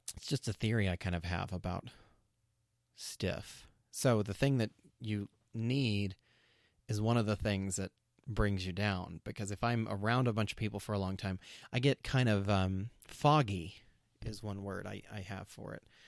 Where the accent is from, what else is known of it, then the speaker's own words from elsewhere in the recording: New Mexico, United States; I grew up in New Mexico in a town with, um, there were a lot of white kids.